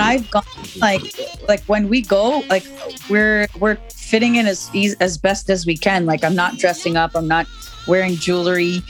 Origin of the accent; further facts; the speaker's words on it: Canada; I'm born in Canada, but I'm I'm raised Guyanese